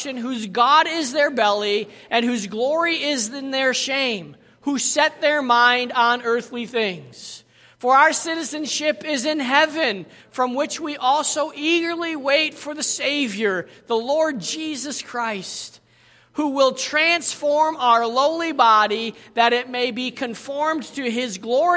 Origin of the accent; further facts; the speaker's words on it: United States; also born or lived in South Africa; Every time we opened our mouth, people knew we were Americans